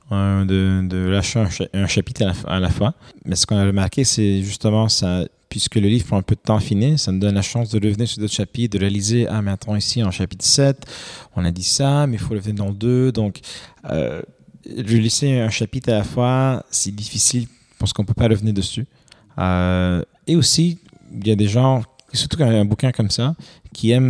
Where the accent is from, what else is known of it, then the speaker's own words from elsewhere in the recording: Quebec, Canada; je suis canadien, je, suis, pas, je suis québécois, je suis pas français